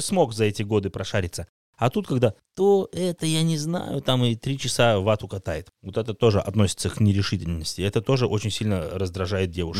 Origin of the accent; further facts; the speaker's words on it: Russia; в моем родном городе российском, э, в глубинке